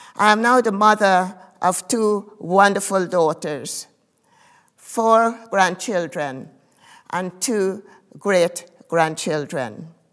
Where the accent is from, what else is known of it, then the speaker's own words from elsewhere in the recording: Guyana; I was born in Guyana, in South America.